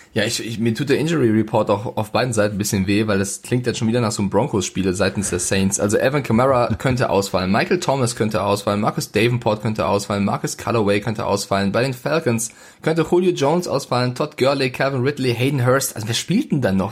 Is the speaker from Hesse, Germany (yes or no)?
yes; Frankfurt, Hesse, Germany; now in Munich, Germany; Also ich bin Frankfurter, deswegen München, äh, das nehme ich mir nicht an. Ich komme aus Frankfurt und bin stolz drauf